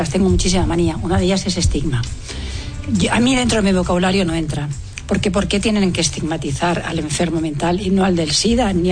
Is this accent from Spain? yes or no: yes; Spain; Y Yo soy más española